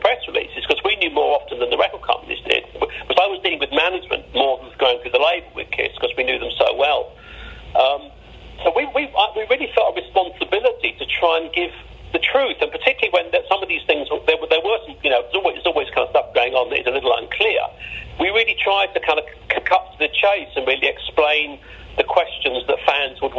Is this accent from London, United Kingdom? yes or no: yes; London, United Kingdom; we're from London